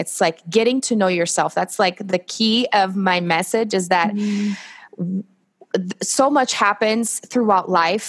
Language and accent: English; Brazil; English is a second language; moved away as an adult; now in United States; I'm originally from Brazil